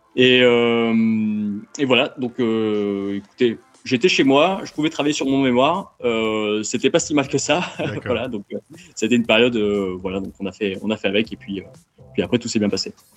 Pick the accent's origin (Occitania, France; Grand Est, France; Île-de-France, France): Occitania, France; Montpellier; moved away as an adult; also born or lived in China; je suis né à Montpellier et j'ai grandi à Montpellier